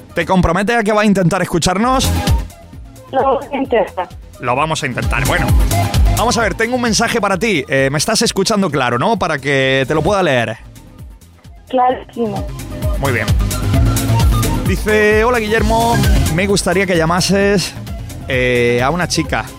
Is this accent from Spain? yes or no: yes; Aguaderas, Region of Murcia, Spain; Yo, Aguaderas.